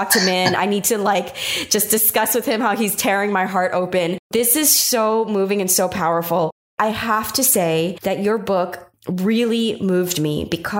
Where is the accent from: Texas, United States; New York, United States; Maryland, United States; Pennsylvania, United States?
New York, United States; first language Taiwanese; English is a second language; even though I was born in New York, my first language was not English. I was sent to ESL because I was raised a little bit in Queens in New York